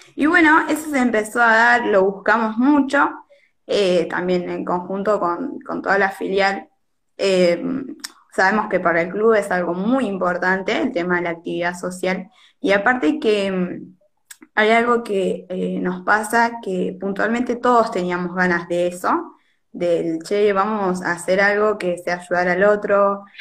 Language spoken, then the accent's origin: Spanish; Monte Hermoso, Buenos Aires Province, Argentina; also born or lived in La Plata; yo tengo 22 años, soy de Monte Hermoso